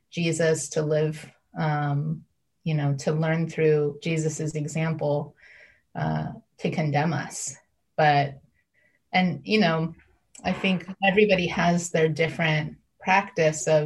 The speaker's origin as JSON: {"language": "English", "region": "Midwest", "country": "United States", "tie": "born or raised there", "said": "I grew up in the Midwest and i definitely seen those throw pillows"}